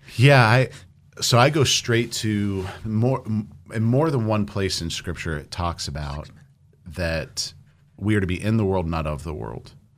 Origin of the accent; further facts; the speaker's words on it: Orange County, California, United States; moved away; I grew up in Orange County.